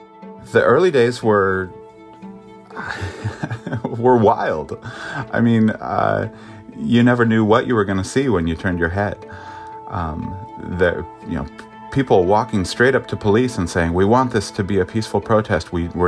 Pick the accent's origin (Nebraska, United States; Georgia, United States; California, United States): California, United States; Santa Rosa; I was born and raised in Santa Rosa, third generation. I've never wanted to leave. I love this city so much.